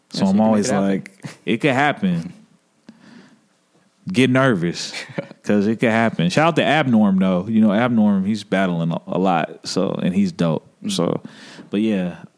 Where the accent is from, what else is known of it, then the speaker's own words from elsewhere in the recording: Fort Campbell, Kentucky, United States; born there; also born or lived in Arkansas; Well, my family is actually from rural Arkansas. Mm. So when I was a child, I was born in Fort Campbell, Kentucky, and pops was in the military. So, when he went back to Arkansas, I was there for a little bit.